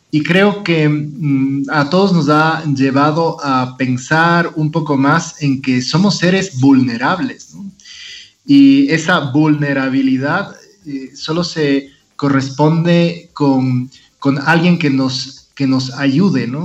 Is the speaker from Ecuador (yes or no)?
yes; Ecuador; como muchos ecuatorianos se me ha duplicado el trabajo